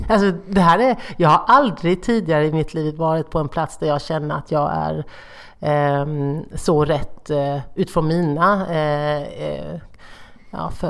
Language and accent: Swedish; Småland, Sweden; Alltså, du vet, jag är både smålänning och miljöpartist.